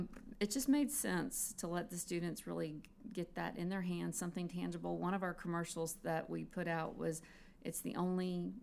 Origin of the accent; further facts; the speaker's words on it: Mobile County, Alabama, United States; I'm a graduate from Mobile County Schools